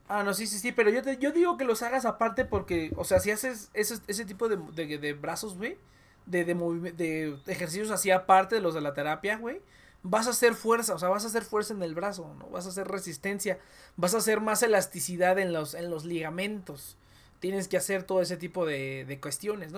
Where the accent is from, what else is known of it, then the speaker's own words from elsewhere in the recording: Mexico; somos mexicanos